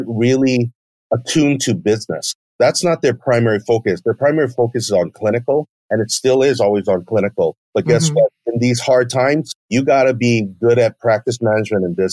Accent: United States; being Japanese American

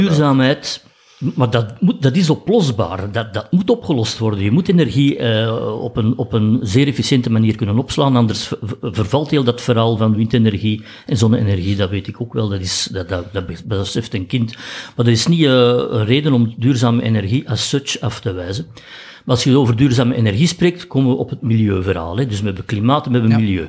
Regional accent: Flanders, Belgium; wij als Belgen ook met, met ons land geen, geen emotionele band hebben

